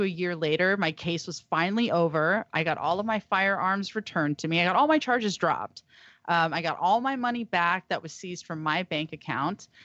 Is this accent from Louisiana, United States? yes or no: no; Texas, United States; moved away; also born or lived in Humboldt County, California; I was raised in Texas